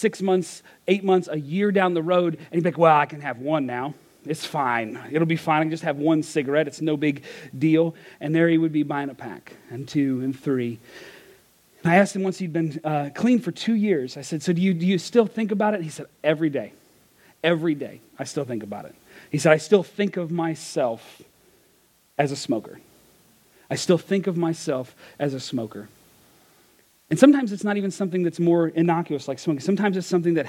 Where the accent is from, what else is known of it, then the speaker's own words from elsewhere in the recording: Kentucky, United States; I'm from Kentucky, and we didn't learn phonics growing up